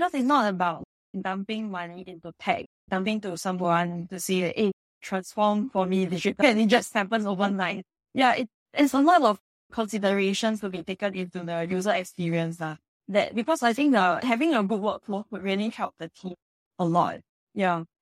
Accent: Singapore; we're all Singaporean.

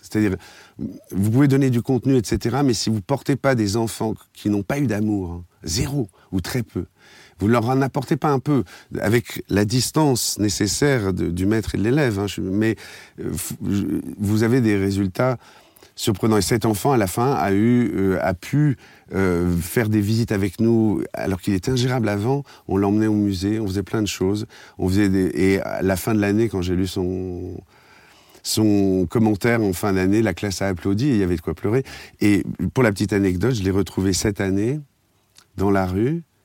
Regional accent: Paris, Île-de-France, France; je suis un Parisien d'origine

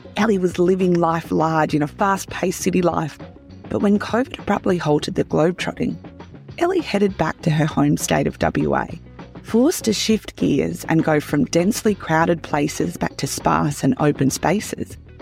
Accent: Great Southern region, Western Australia, Australia; as a fellow Great Southern region girl

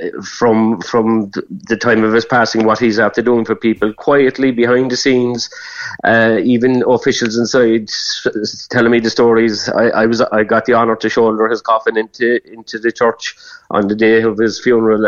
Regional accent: Cork, Munster, Ireland; I'm from Granborough all my life

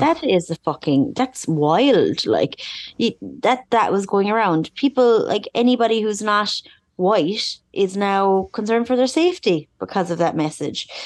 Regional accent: Ireland; being an Irish person

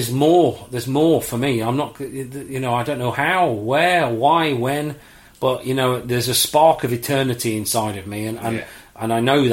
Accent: Leicester, East Midlands, United Kingdom; I was born in Leicester.

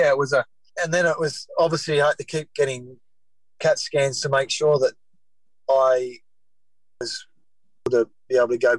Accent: Taree, New South Wales, Australia; I spent 2 weeks, I think, in my hometown.

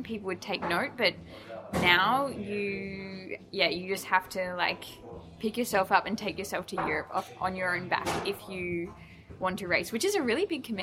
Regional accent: New Zealand; moved away as an adult; also born or lived in Sydney, Australia / Melbourne, Australia; I was born in Sydney, and then when I was like 5 years old, my like parents and my brothers moved to New Zealand, and I lived there till I was 19, 20, and then I moved to Melbourne just by myself

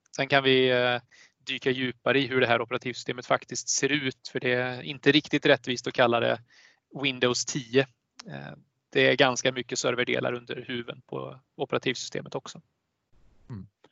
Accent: Sweden; som svensk

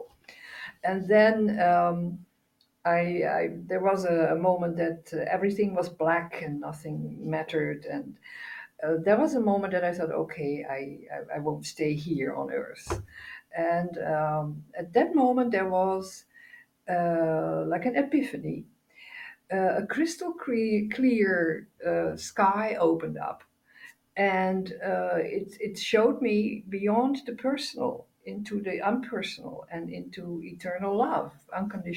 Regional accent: Netherlands; I'm from the Netherlands, born here

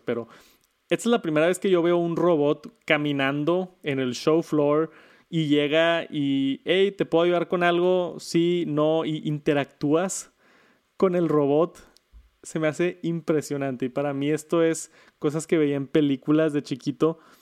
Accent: Mexico; en mi país, en México

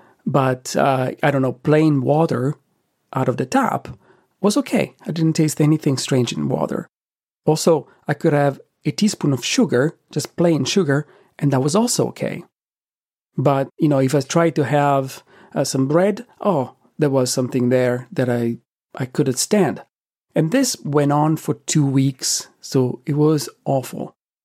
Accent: Italy; Though growing up in Italy, I did have pine nuts frequently in pesto, in strudel, and in other preparations

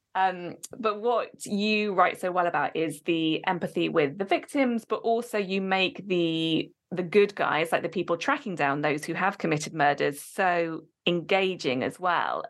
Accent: Oxford, South East England, United Kingdom; moved away; I am from Oxford originally

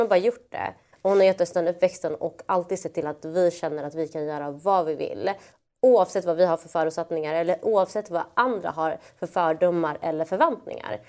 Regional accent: Malmö, Skåne, Sweden; Jag är från Malmö, vi har kopplingar till Köpenhamn

